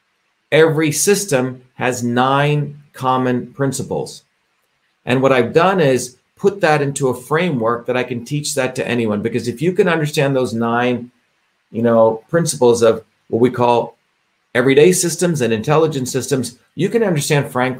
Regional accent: India; moved away; I grew up in India, as I've shared with you, where I experienced a caste system

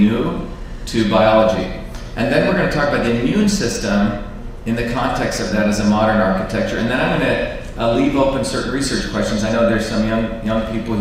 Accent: New Jersey, United States; moved away; also born or lived in Livingston, New Jersey / Clifton, New Jersey / Paterson, New Jersey / Parsippany, New Jersey; I grew up in New Jersey here. I grew up in Livingston, and then in Clifton, and in Patterson, and in Parsippany

